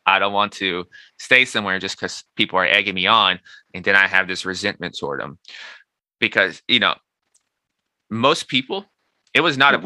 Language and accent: English; Nashville, Tennessee, United States; moved away as an adult; also born or lived in New York; I'm so from Nashville in New York, two totally different places